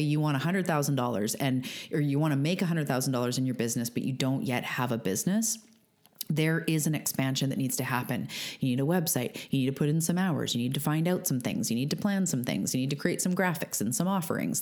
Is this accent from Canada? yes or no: yes; Canada; I'm a Canadian